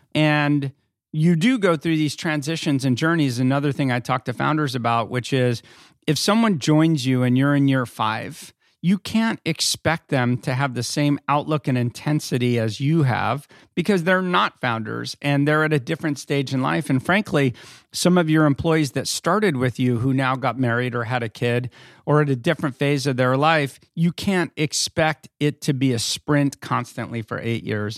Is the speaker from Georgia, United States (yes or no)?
no; Northern California, United States; also born or lived in Philadelphia; now in Los Angeles, United States; I grew up in California. I grew up in Northern California